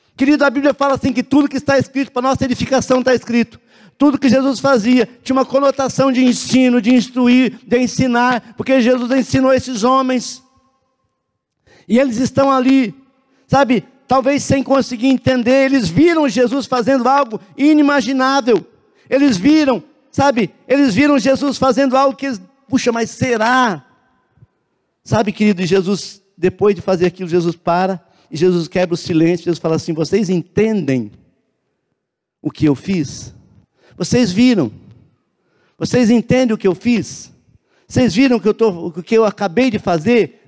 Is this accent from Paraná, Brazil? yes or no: yes; Cianorte, Paraná, Brazil; now in Curitiba, Brazil; Eu, eu sou de Cianorte, né? É lá do pé vermelho